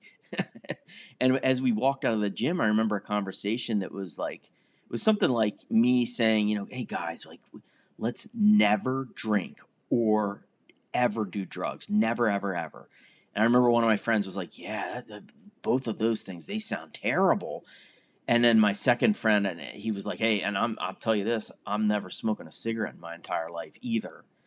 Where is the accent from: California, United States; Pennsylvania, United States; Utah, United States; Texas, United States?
Pennsylvania, United States; I was a kid growing up in Pennsylvania